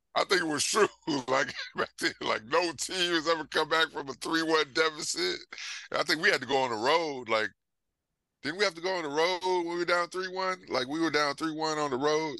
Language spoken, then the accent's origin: English; Houston, Texas, United States; growing up in Houston